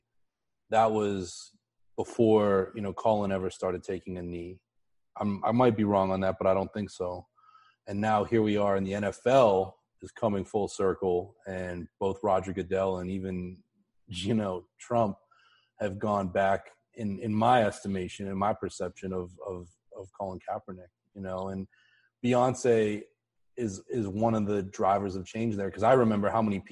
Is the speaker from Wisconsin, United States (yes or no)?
no; Pittsburgh, Pennsylvania, United States; I grew up in Pittsburgh